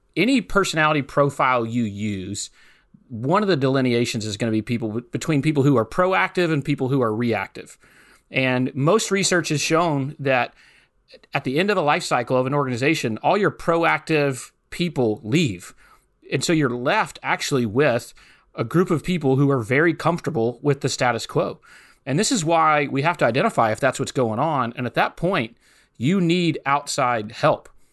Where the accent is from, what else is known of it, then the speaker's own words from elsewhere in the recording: Hattiesburg, Mississippi, United States; moved away as an adult; also born or lived in New Orleans, Louisiana; I grew up in South Mississippi, just ninety miles northeast of New Orleans, Louisiana, in a city called Hattiesburg, Mississippi